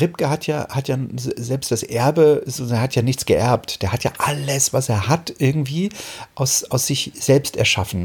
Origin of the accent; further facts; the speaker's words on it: Germany; moved away as an adult; also born or lived in Giessen; bin ich ja damals aus der DDR na, mehr oder weniger geflohen